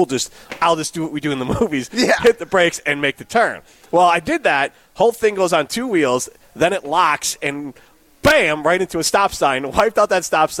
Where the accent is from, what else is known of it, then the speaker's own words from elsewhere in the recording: Cedarburg, Wisconsin, United States; I grew up in Cedarburg, so it's one of those country roads.